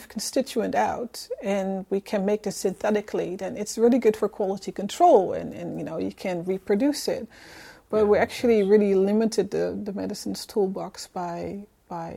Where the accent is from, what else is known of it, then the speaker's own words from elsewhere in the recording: Netherlands; accent: Dutch; moved away; I'm originally from the Netherlands